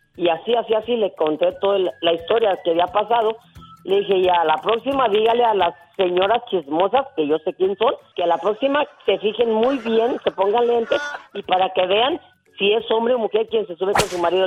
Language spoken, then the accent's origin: Spanish; Villa Guerrero, Jalisco, Mexico; moved away; Hay un, un personaje muy conocido ahí en mi pueblo